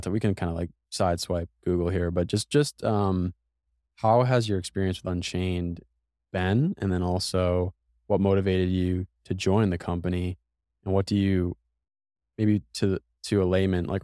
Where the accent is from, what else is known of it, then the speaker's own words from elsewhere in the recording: New England, United States; even though I'm from New England, uh, I don't think I'm built for the cold.